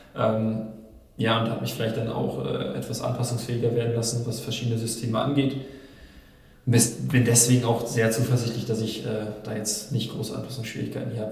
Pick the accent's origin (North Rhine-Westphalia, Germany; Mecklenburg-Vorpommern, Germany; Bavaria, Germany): North Rhine-Westphalia, Germany; Nordkirchen; in Nordkirchen, in meiner Heimat